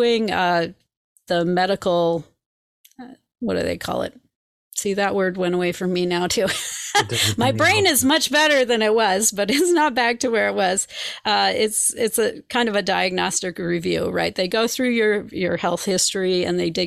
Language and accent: English; Minneapolis, Minnesota, United States; moved away; also born or lived in Indianapolis; I was raised in Minneapolis, Minnesota